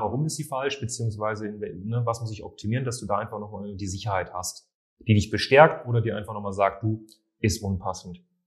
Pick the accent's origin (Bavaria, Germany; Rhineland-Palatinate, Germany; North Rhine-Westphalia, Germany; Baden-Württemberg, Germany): Bavaria, Germany; Munich; Ich komme ja selbst aus München